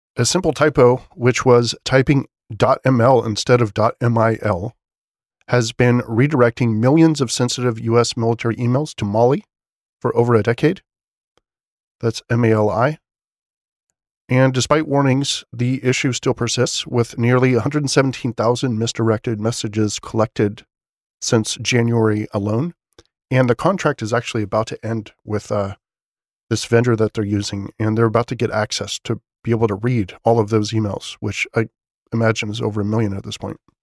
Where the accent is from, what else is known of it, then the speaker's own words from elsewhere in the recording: United States; As an American